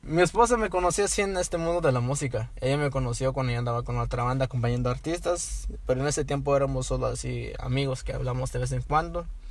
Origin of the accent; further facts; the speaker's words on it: Los Angeles, California, United States; yo nací acá en Los Ángeles, acá lo que se se llama Mid City, acá es donde nací, aquí me crié